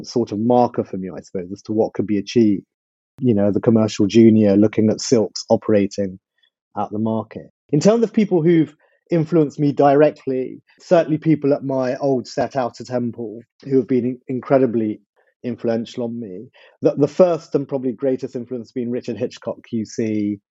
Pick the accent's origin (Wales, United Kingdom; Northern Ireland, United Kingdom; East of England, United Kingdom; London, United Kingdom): London, United Kingdom; also born or lived in Mile End; I was born in Mile End and grew up in Whitechapel when I was small